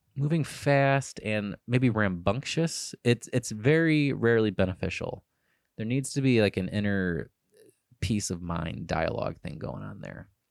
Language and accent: English; Cleveland, Ohio, United States; I'm from Cleveland, Ohio